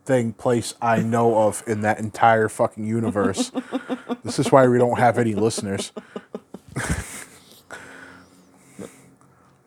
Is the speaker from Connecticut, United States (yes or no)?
no; Massachusetts, United States; accent: Massachusetts; my Massachusetts accent